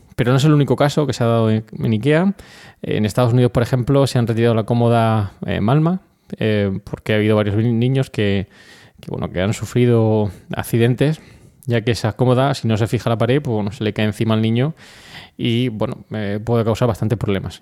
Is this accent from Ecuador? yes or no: no; Region of Murcia, Spain; muchos de los eh, colaboradores de Milcar FM somos murcianos